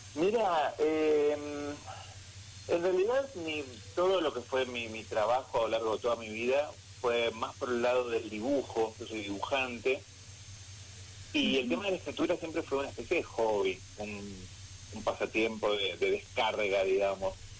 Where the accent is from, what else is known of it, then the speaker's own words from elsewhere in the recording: Buenos Aires, Argentina; moved away as an adult; now in San Rafael, Argentina; yo nací en Buenos Aires, en Capital Federal